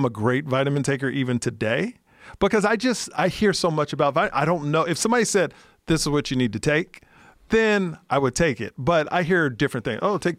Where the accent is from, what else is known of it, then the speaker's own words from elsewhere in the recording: Texas, United States; And I'm from Texas.